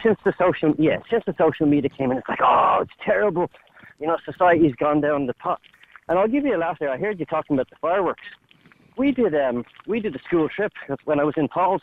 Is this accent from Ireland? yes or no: yes; Dublin, Leinster, Ireland; I grew up in Raheny